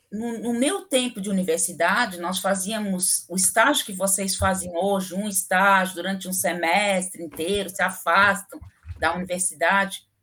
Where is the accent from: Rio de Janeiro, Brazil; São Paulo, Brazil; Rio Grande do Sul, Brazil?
Rio Grande do Sul, Brazil; quando eu, nessas viagens para para o Rio Grande do Sul, né, lá na minha cidade, eu sofri um acidente de carro horrível quando eu tinha 13 anos de idade.